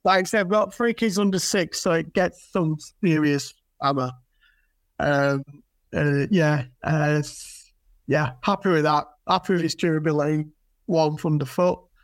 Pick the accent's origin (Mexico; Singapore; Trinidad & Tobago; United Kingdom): United Kingdom; Yorkshire and the Humber; I'm from Yorkshire